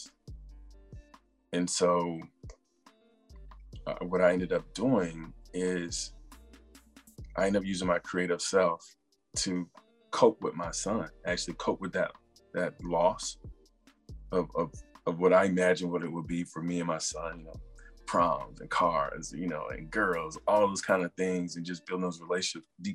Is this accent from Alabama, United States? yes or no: no; South Carolina, United States; moved away as an adult; also born or lived in San Diego / Los Angeles / Seattle / Detroit; now in Maryland, United States; I grew up in South Carolina